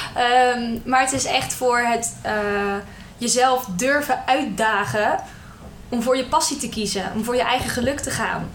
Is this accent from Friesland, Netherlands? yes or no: no; Hendrik-Ido-Ambacht, South Holland, Netherlands; moved away as an adult; now in Rotterdam, Netherlands; Ik kom officieel uit Hendrik Ido Ambacht. Bij Dordrecht in de buurt. Maar ik voel me toch wel Rotterdamse. Ik woon nu al zeven jaar eh, in de stad.